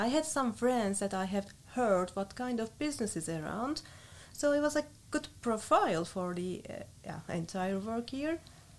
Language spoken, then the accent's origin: English; Turkey; English is a second language; moved away as an adult; now in Netherlands; I'm coming from Turkey.